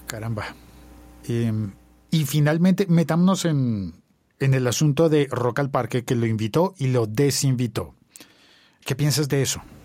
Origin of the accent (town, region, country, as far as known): Bogotá, Colombia